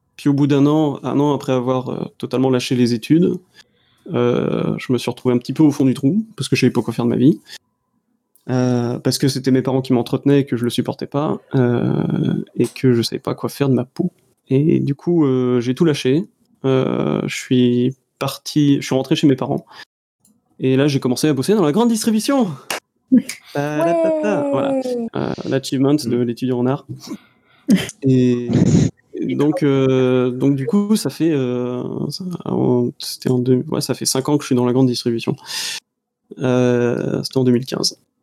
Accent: Brittany, France; je suis breton

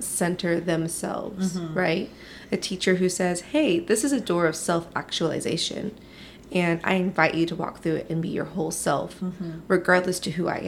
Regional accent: Philippines; now in United States; my coming to America story from the Philippines

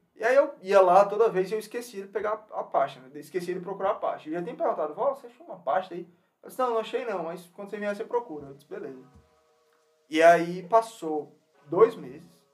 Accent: Natal, Rio Grande do Norte, Brazil; moved away as an adult; now in United States; a gente veio lá do Natal, Rio Grande do Norte

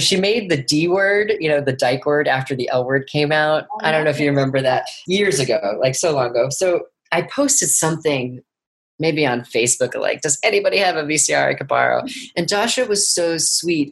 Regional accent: New York City, New York, United States; tribeca my hometown film festival

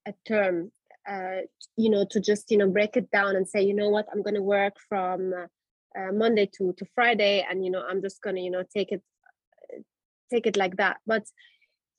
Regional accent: Germany; I grew up in Germany

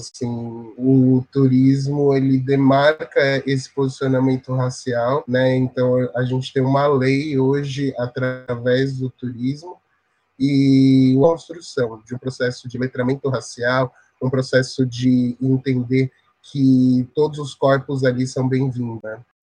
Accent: São Paulo, Brazil; eu sou da Zona Sul, é, inter claros da periferia de São Paulo

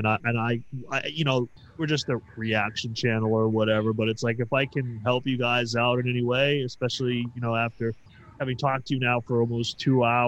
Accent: East Coast, United States; I'm from the East Coast

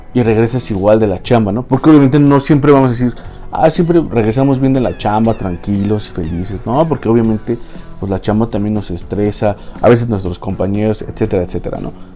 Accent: Mexico; aquí en, en mi país

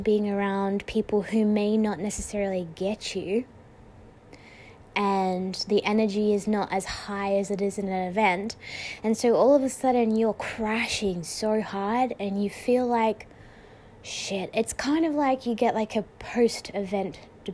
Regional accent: Australia; I'm from Australia.

